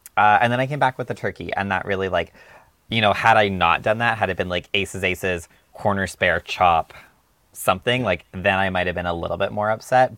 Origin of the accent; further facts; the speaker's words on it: Alberta, Canada; I'm not from Central, but I am from Alberta.